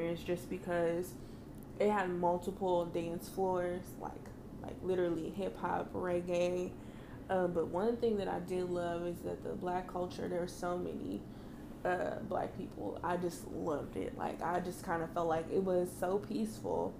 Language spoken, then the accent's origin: English; Kansas City, Missouri, United States; I'm from Kansas City